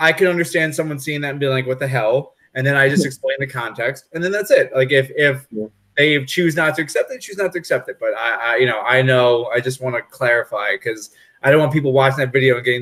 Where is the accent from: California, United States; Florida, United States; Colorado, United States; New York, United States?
New York, United States; I'm from New York